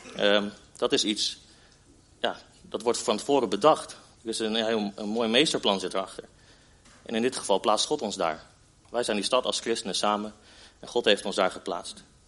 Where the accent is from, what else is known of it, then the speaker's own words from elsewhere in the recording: Netherlands; als Nederlanders